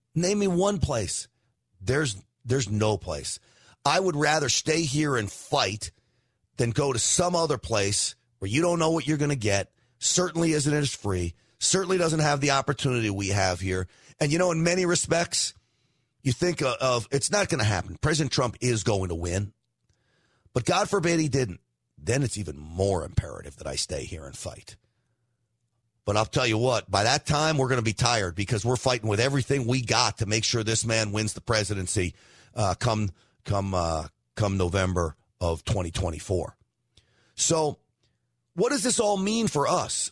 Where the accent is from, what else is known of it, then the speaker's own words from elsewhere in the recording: New York, United States; now in Texas, United States; I'm from New York, but that's where I grew up